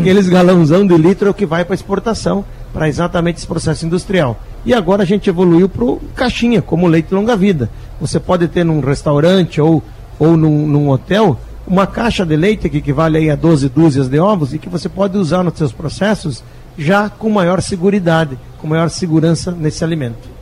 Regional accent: Rio Grande do Sul, Brazil; Eu, felizmente, sou do sul, sou do Rio Grande do Sul, gaúcho

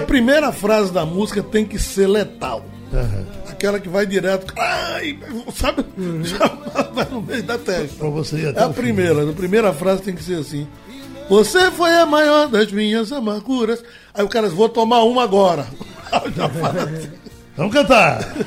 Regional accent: Vicência, Pernambuco, Brazil; also born or lived in Aliança / Timbaúba; Eu vivi entre Aliança, Timbaúba e Vicência, onde eu nasci

